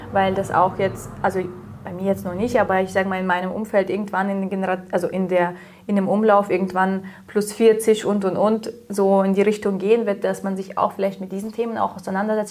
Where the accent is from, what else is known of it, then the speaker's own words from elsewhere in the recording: Kazakhstan; now in Germany; ich bin ja in Kasachstan aufgewachsen